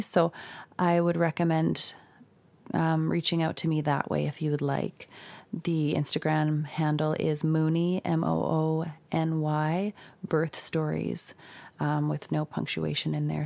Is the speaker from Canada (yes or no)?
yes; Saskatoon, Saskatchewan, Canada; I'm from Saskatoon